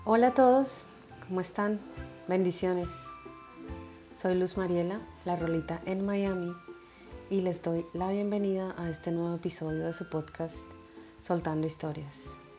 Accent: Colombia; moved away; en Colombia celebramos el Día de las Velitas

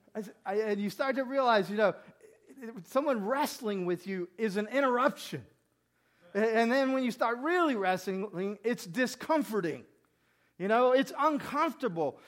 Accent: Mississippi, United States; When I grew up in Mississippi

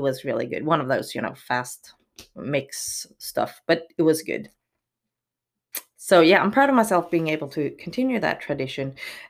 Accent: Miami, Florida, United States; born there; Well, seriously, I'm actually born in Miami, Florida, so I am American. I am a U.S. citizen from birth.

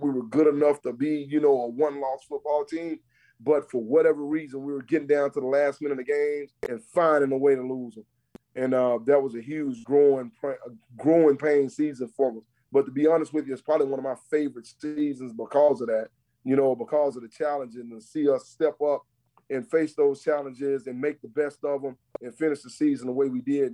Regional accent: Texas, United States; now in Charlotte, United States; I'm from Texas. You absolutely, and I don't hide it not one bit. I'm about as country as they come

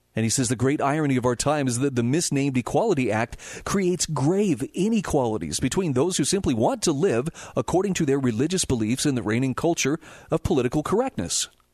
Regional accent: Utah, United States; My home state of Utah

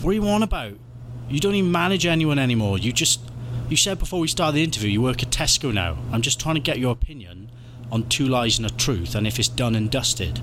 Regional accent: Wales, United Kingdom; I'm Welsh.

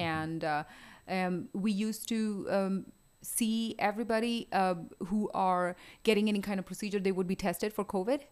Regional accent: India; moved away as an adult; also born or lived in Houston / New York City; now in Rochester, United States; I grew up in India. I did my med school there

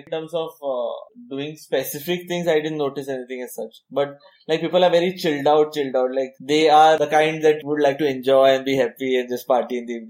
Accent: Goa, India; I am from Goa

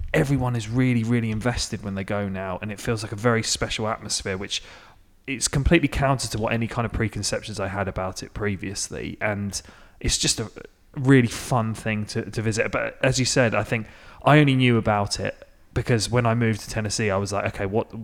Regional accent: England, United Kingdom; moved away as an adult; now in Nashville, United States; as an English person who've moved to America a few years ago

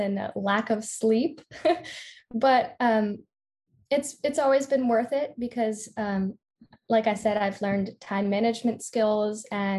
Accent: New Jersey, United States; also born or lived in Philadelphia, Pennsylvania; I'm from South Jersey. I went to Sterling High School

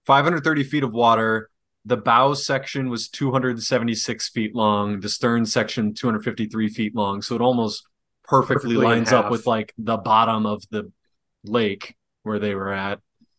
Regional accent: Wisconsin, United States; I'm from Wisconsin.

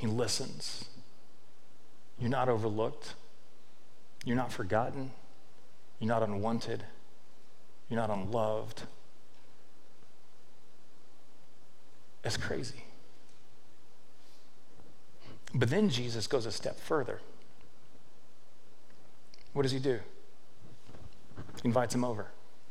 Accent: Victoria, Texas, United States; I'm a nobody from Victoria, Texas

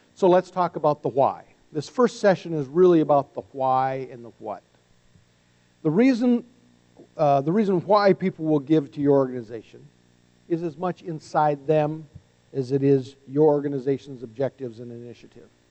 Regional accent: North Dakota, United States; we're both from North Dakota

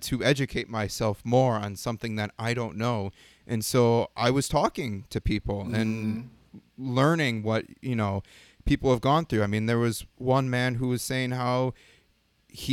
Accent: a small town above Milwaukee, Wisconsin, United States; moved away; also born or lived in Los Angeles; I come from a small town above Milwaukee

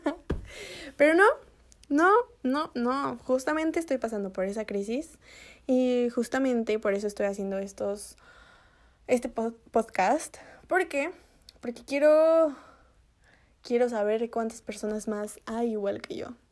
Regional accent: Mexico; moved away as an adult; now in United States; Si me regreso a México, las cosas en México, en mi país, ya están mejorando

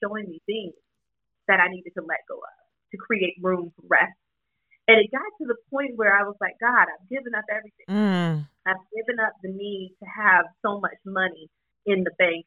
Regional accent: the South, United States; I was raised in the South

